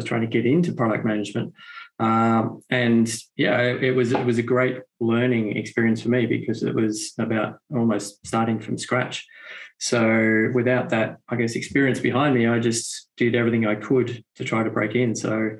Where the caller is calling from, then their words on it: Melbourne, Victoria, Australia; Yeah, zooming in from Melbourne, Australia here. So yes, my evening, your morning, and nothing unusual for different time zones here from Australia.